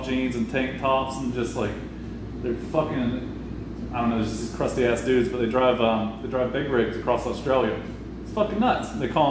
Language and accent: English; Florida, United States; So it was he's from California, I'm from Florida, me and him, whatever.